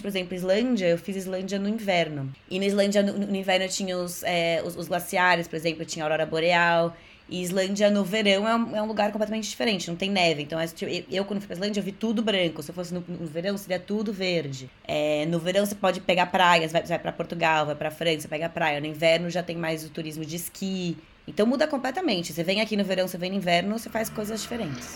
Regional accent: São Paulo, Brazil; moved away as an adult; now in London, United Kingdom; Eu no Brasil, em São Paulo, né? Eu, sou de São Paulo

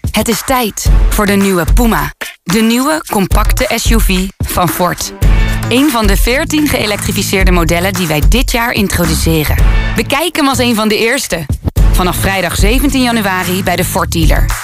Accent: North Brabant, Netherlands; accent: Brabant; also born or lived in Hilversum; Want ik praatte niet plat, maar ik had wel degelijk een zachte G. Eh, af en toe een, wat Brabanders hebben is een dikke L of een rare I.

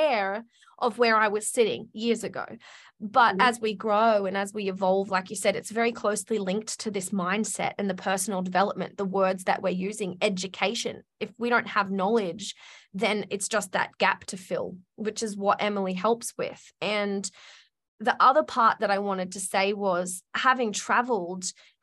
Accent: Australia; I'm Australian

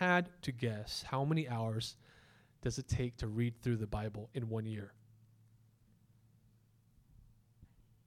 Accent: United States; we as an American culture

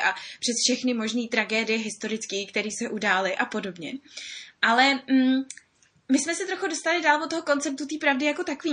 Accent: Czechia; my jako Češi

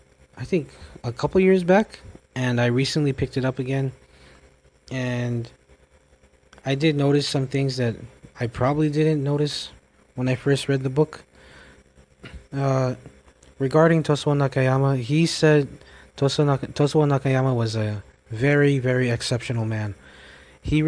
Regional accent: United States; now in Micronesia; I'm a young person myself, and I grew up in America

